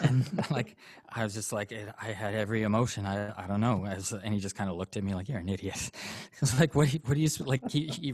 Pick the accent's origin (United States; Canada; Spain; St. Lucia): Canada; Canadian. Yeah, I'm Canadian. I'm raised by a Catholic, lapsed Catholic